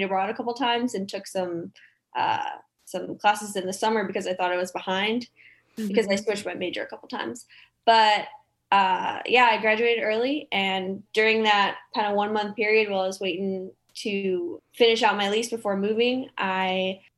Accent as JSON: {"language": "English", "town": "Chicago", "region": "Illinois", "country": "United States", "also_born_or_lived": "Nebraska", "moved": "as an adult", "lives_now": "Nashville, United States", "said": "I'm originally from the Chicagoland area"}